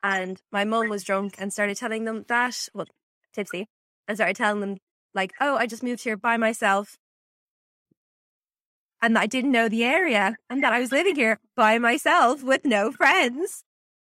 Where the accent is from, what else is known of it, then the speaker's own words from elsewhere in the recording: Dublin, Leinster, Ireland; He asked me where I was from, and I said Dublin.